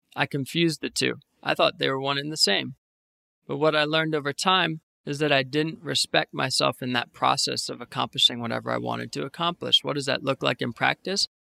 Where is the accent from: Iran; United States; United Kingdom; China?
United States; Northern Virginia; moved away as an adult; now in New York City, United States; I was born and raised in Northern Virginia, about forty minutes west of Washington, D C. I grew up in the same house my whole life